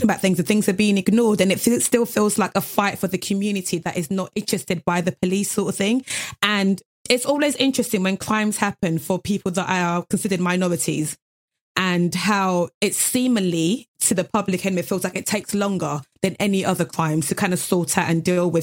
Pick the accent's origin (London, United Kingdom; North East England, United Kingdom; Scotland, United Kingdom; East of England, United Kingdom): London, United Kingdom; Dagenham; I grew up in Dagenham